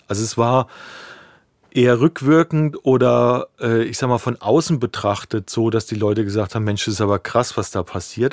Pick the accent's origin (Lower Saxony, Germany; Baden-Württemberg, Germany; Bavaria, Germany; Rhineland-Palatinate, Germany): Bavaria, Germany; Ostheim; moved away as an adult; now in Berlin, Germany; ich komme ursprünglich aus der Rhön, das ist äh, das letzte Eck von Bayern, von Unterfranken